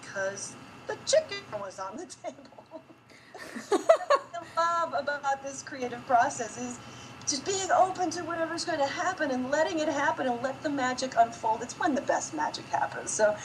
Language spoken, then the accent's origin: English; Wisconsin, United States; also born or lived in New York / Milwaukee; I'm from Wisconsin